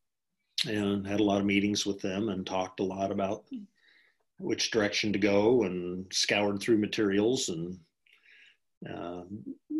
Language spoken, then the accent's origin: English; Geneva, Nebraska, United States; having grown up in Geneva